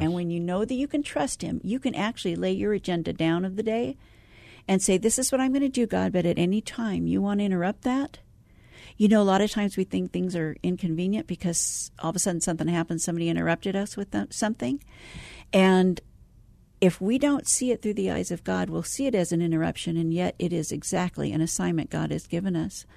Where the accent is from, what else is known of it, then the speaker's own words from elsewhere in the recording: San Francisco Bay Area, California, United States; moved away as an adult; also born or lived in Arizona; I'm originally from the Bay Area